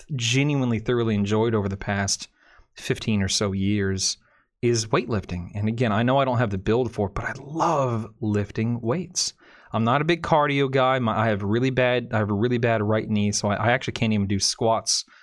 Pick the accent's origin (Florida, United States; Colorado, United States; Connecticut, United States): Florida, United States; born and raised in Florida.